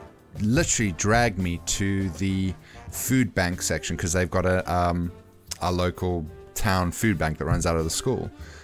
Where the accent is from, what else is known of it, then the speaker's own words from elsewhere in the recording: South Africa; moved away; coming from South Africa